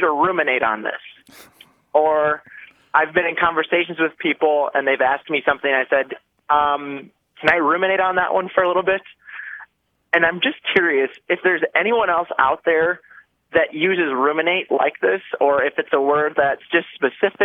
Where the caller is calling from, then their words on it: Deer River, Minnesota, United States; I am calling from Deer River, Minnesota